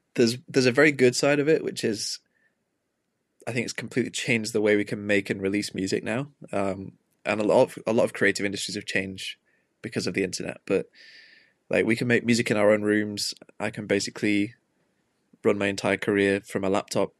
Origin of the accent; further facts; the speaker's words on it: Manchester, North West England, United Kingdom; growing up in Manchester, like, it's a big music city